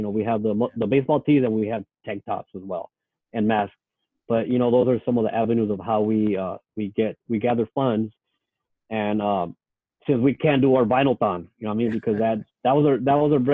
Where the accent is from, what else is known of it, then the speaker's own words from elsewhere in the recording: San Diego, California, United States; I grew up in Logan Heights. I still live here